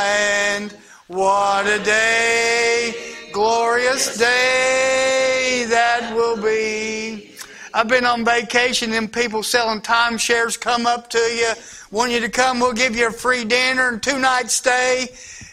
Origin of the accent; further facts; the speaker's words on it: Indiana, United States; moved away; I'm not from Ohio. I'm from across the river, the other way actually. Y'all don't know this, but I am a Hoosier